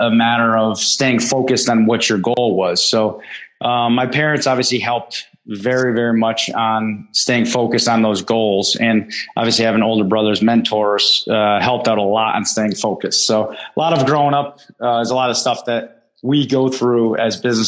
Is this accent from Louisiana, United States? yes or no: no; Bristol, Connecticut, United States; I grew up in Bristol, Connecticut